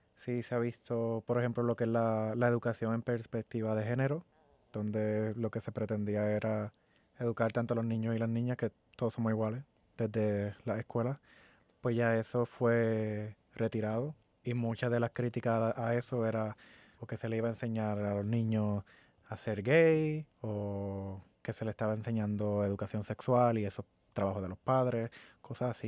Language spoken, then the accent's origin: Spanish; Puerto Rico; moved away as an adult; now in Orlando, United States; yo vengo de Puerto Rico. Me mudé hace un año, siete meses y un tiempito más.